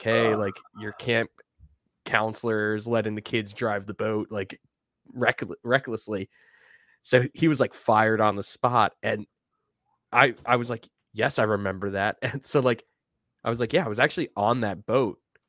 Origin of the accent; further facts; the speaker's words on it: Deer Park, New York, United States; like the North Shore area of Long Island, which is like kind of directly north of where I grew up in Deer Park